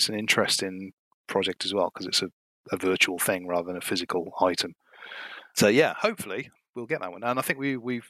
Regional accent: Cardiff, Wales, United Kingdom; now in Gloucester, United Kingdom; I've lived here for 20-something years now, 20 years or so. I'm originally from Cardiff in Wales.

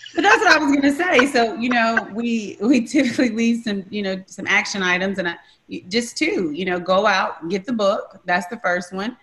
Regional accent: Memphis, Tennessee, United States; growing up in Memphis, Tennessee

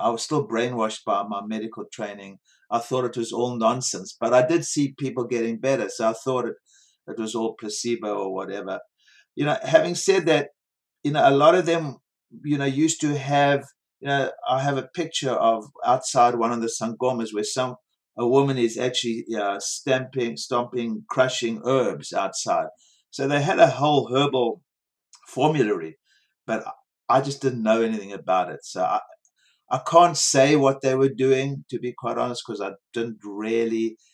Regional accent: South Africa; moved away as an adult; also born or lived in Bronx, New York; growing up in South Africa in a rotten system

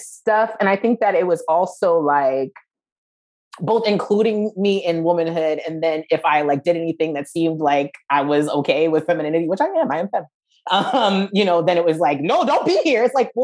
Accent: New Jersey, United States; I'm from New Jersey

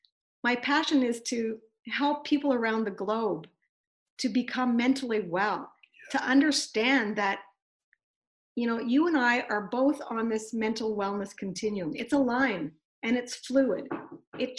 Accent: Kamloops, British Columbia, Canada; we went to a speaker and communication workshop in Vancouver, and we're from Kamloops, so that's a four-hour drive

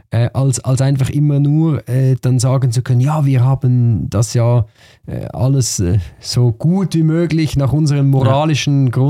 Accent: Switzerland; Andererseits müssen wir als Schweizer halt auch in die Waagschale werfen

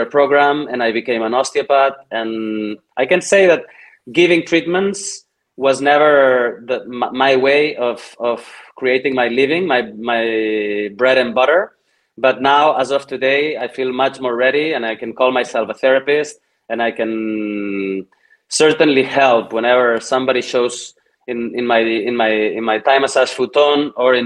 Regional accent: Granollers, Catalonia, Spain; here in my hometown, Granollers, next to Barcelona

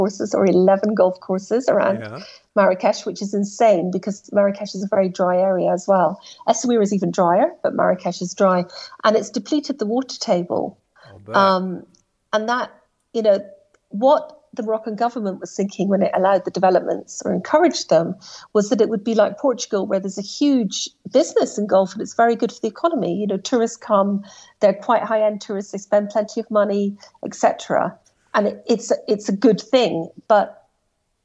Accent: Scotland, United Kingdom; as a Scot, it's my national game

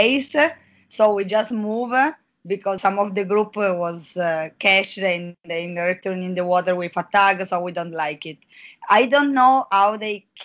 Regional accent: Italy; English is a second language; moved away as an adult; also born or lived in Mexico; now in La Paz, Mexico; I come from Italy, and I'm doing my PhD in Mexico

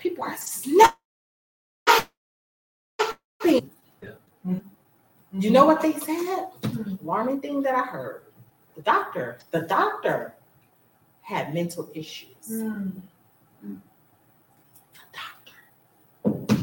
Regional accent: Florida, United States; moved away; I'm from Florida

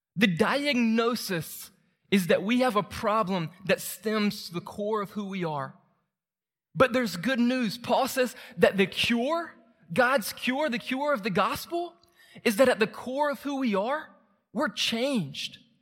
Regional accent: Moultrie, Georgia, United States; moved away; my hometown and try to help people in Moultrie meet Jesus

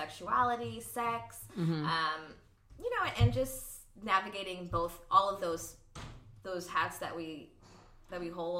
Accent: Los Angeles, California, United States; Both my parents are from Philly, but I grew up here since I was like three or four. So I've been in the Valley my whole life

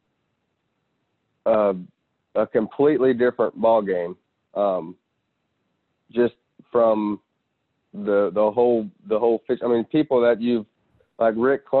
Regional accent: Florida, United States; Florida, my home state

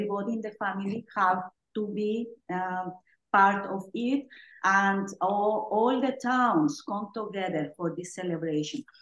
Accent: Oaxaca, Mexico; now in Mississippi, United States; I'm originally from Oaxaca, Mexico.

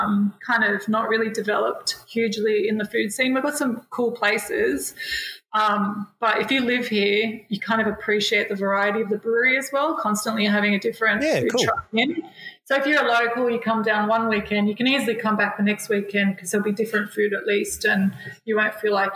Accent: New Zealand; you know, as another Kiwi, he was really supportive

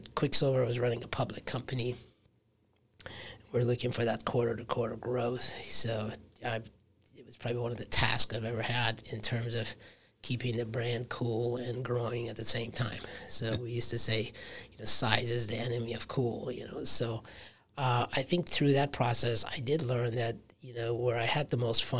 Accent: Michigan, United States; moved away as an adult; also born or lived in Brooklyn, New York / Manhattan, New York / California; I grew up in Michigan.

